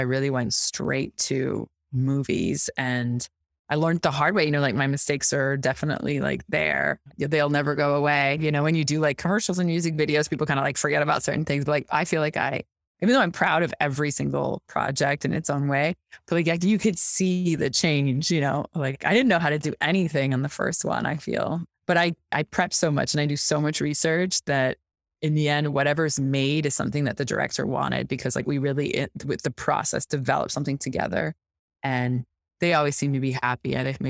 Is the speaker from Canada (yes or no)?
yes; Quebec City, Quebec, Canada; Well, I'm from Quebec City. So it's really like the most francophone part of Quebec. The reason I don't have the accent is my mom's actually an anglophone. My father's a francophone.